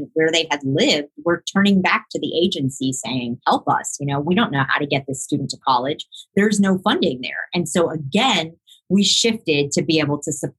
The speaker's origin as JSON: {"language": "English", "town": "Miami", "region": "Florida", "country": "United States", "tie": "born or raised there", "said": "I grew up in Miami, and I grew up with a large Jewish community surrounding me in the South Florida area"}